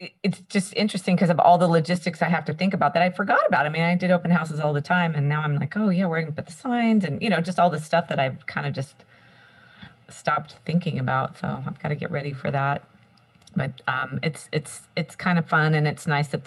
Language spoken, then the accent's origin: English; Santa Cruz area, California, United States; I grew up here in my area. This is where I'm from